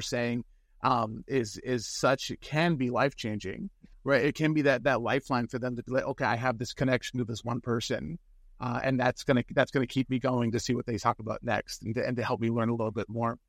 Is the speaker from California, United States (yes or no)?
yes; San Francisco, California, United States; I grew up in San Francisco